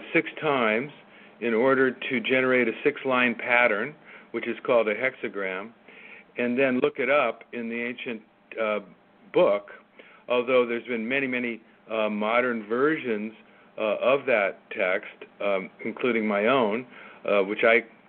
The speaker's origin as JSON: {"language": "English", "region": "California", "country": "United States", "tie": "born or raised there", "said": "where I grew up in California"}